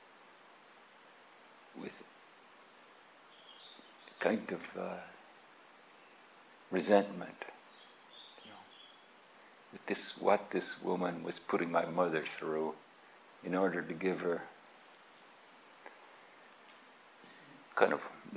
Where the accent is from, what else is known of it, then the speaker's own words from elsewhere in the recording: Ireland; moved away as an adult; also born or lived in England; I grew up in Ireland. We went to England to look for work